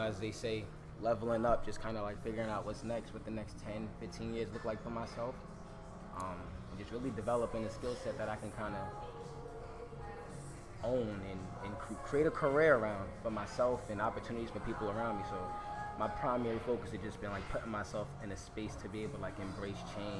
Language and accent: English; New York City, New York, United States; also born or lived in Cambria Heights, Queens; I come from Jamaica, Queens. I grew up partially in Jamaica, Queens, and partially in Cambria Heights, which is also a part of Queens